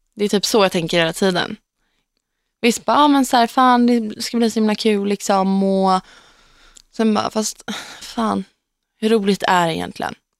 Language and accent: Swedish; Gnesta, Södermanland, Sweden; Gnesta, där jag kommer ifrån